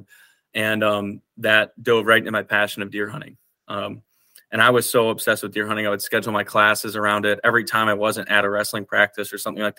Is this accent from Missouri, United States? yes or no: no; Wisconsin, United States; I grew up in Wisconsin, and I was in a very, very rich deer camp kind of culture